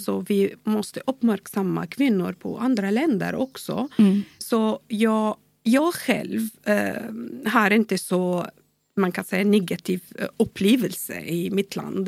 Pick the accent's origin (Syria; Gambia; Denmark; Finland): Syria; Swedish is a second language; also born or lived in Bahrain / Dubai; now in Sweden; Jag kommer från Syrien